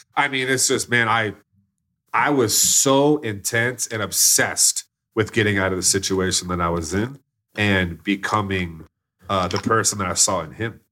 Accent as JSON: {"language": "English", "town": "Plano", "region": "Texas", "country": "United States", "tie": "born or raised there", "said": "I grew up in Plano, Texas"}